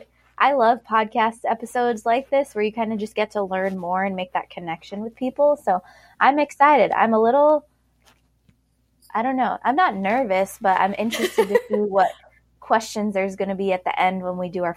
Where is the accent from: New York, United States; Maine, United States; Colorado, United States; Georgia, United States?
Colorado, United States; Colorado Springs; now in Charleston, United States; I'm originally from Colorado Springs. I currently live in Charleston, South Carolina because my husband is Air Force and we are currently stationed here.